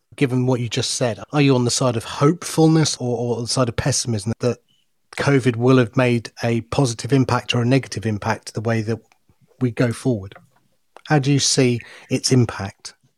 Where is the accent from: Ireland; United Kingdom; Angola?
United Kingdom; Loughborough, East Midlands; also born or lived in India; I was the only Indian kid of a, a school of a thousand white kids at Loughborough Grammar School